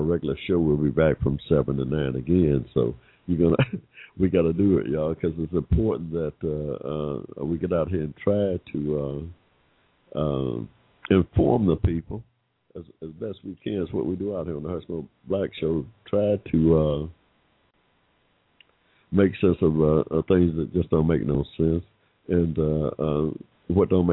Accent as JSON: {"language": "English", "region": "Georgia", "country": "United States", "said": "my home state here in Georgia"}